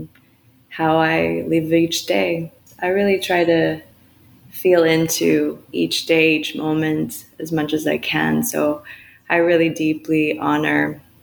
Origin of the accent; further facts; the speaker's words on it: California, United States; now in Montreal, Canada; I was born in California, and I'm a Yonsei, which is fourth generation Japanese American. And then I grew up there